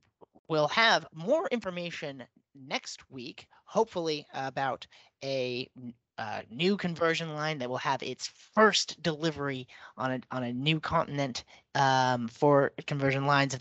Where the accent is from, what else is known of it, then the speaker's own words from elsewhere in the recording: Richmond, Virginia, United States; reporting from my hometown in Richmond, Virginia